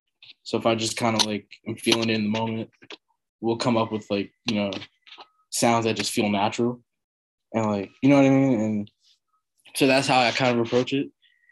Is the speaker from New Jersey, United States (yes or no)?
no; New York, United States; I've never, like, considered how that might be because I'm from New York, you know?